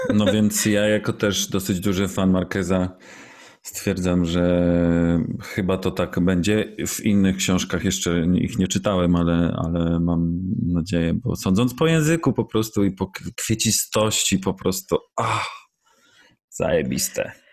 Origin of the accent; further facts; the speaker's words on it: Poland; Jestem z Polski